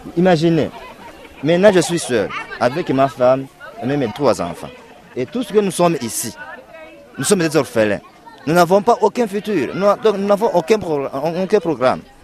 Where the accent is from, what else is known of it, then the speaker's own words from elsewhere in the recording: Burundi; moved away as an adult; now in Lusenda, Democratic Republic of the Congo; je suis né au Burundi et j'ai grandi au Burundi.